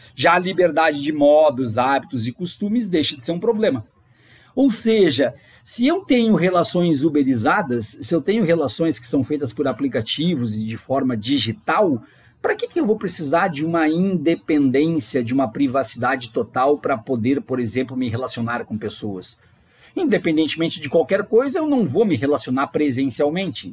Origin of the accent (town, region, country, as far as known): Brazil; born or raised there